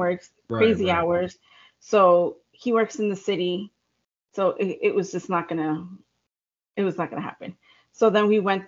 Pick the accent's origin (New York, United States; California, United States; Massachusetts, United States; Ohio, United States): New York, United States; not New York City, United States; also born or lived in Long Island; I am from New York, not New York City